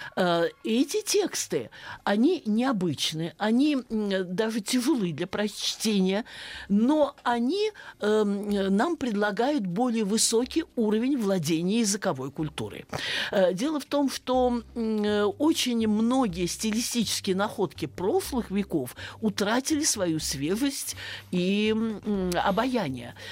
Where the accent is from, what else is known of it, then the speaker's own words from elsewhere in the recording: Saratov, Saratov Oblast, Russia; я э, родилась и росла в Саратове